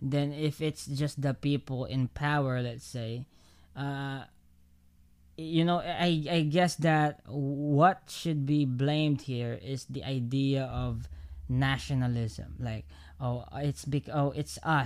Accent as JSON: {"language": "English", "country": "Philippines"}